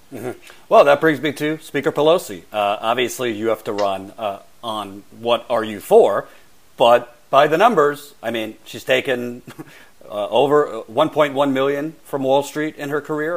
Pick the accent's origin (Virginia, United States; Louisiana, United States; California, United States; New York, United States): New York, United States; New York City; I'm from New York City